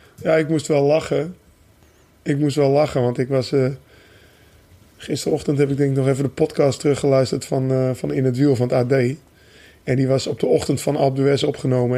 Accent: North Holland, Netherlands; bij ons in Noord-Holland

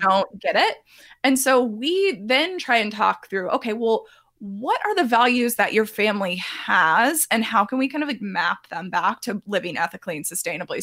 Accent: Texas, United States; I'm from Texas

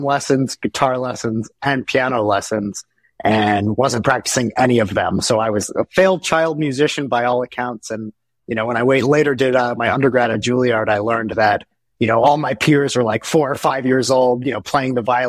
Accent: New Jersey, United States; I grew up in New Jersey, so I was very close to New York

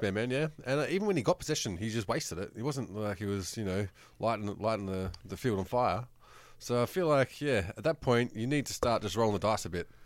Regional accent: New South Wales, Australia; I grew up in New South Wales

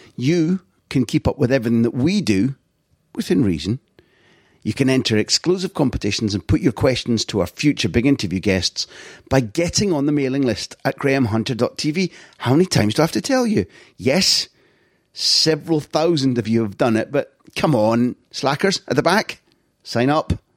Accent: Scotland, United Kingdom; moved away as an adult; also born or lived in London / Barcelona; as a Scot

